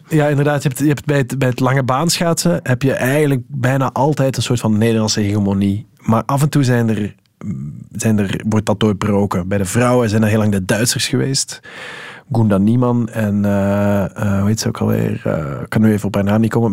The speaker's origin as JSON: {"language": "Dutch", "country": "Netherlands", "said": "we als Nederlander"}